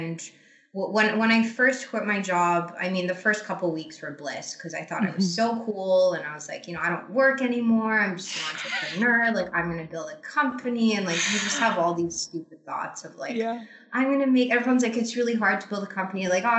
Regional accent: Croatia; also born or lived in Asia; now in Canada; So I live in Canada, but I'm not Canadian. I'm Croatian originally. I grew up in Asia, actually, strangely enough.

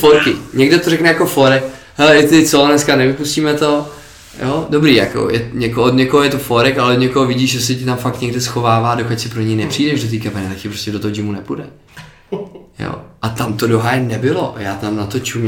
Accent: Czechia; my jsme Češi

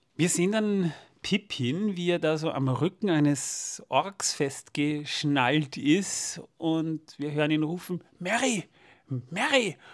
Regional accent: Austria; bei uns in Österreich

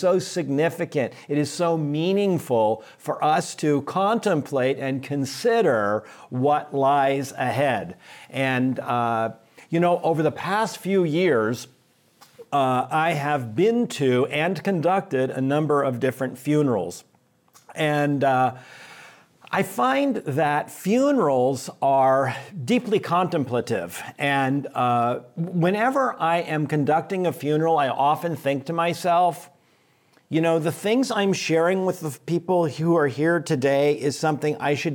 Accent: San Francisco, California, United States; moved away as an adult; now in Chicago, United States; I am from San Francisco originally. This is my home. I grew up just up the street from Reardon on Brentwood Avenue

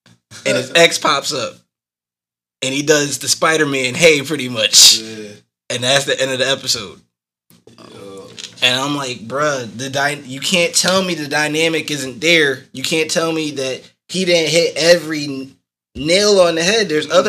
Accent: Arkansas, United States; also born or lived in Ghana; my parents are from Ghana. I was born there, but I have nothing, no clue about it. I grew up in Arkansas.

